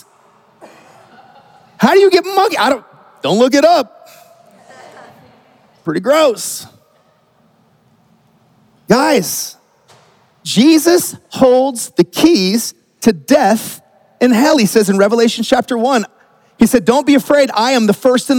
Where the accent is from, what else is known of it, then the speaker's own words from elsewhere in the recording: Oklahoma, United States; when I grew up in Oklahoma